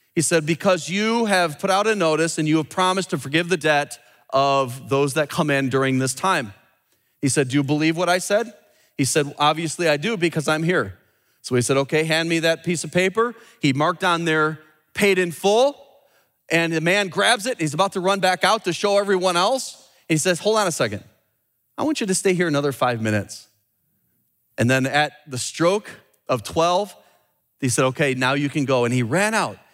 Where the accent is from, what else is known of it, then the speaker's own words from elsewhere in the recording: United States; I'm an American